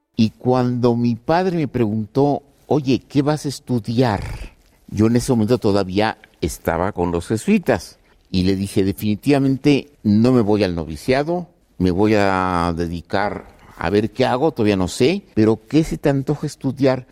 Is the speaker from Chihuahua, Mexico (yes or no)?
yes; Ciudad Juárez, Chihuahua, Mexico; moved away; Nací en Ciudad Juárez, me marcó la relación con los norteamericanos, lo que era sacar en aquel tiempo el pasaporte, la visa y luego me fui a Chihuahua a estudiar con los jesuitas